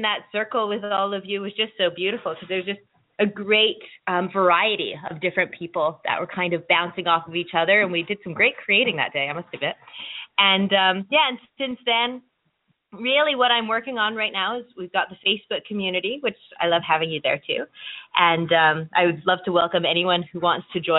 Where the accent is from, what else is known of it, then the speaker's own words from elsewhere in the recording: Nova Scotia, Canada; I am actually from Nova Scotia. We live out east, my family